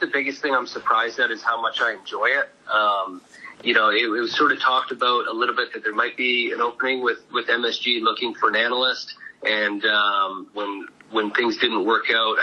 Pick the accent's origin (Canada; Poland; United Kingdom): Canada; moved away; I grew up in Canada